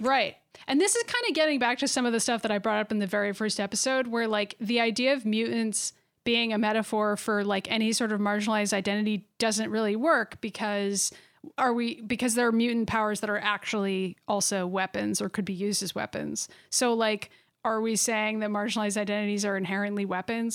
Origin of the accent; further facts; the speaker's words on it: Massachusetts, United States; We're from Massachusetts.